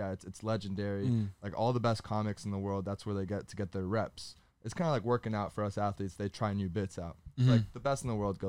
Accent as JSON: {"language": "English", "town": "Miami", "region": "Florida", "country": "United States", "tie": "born or raised there", "moved": "yes", "said": "growing up in Miami"}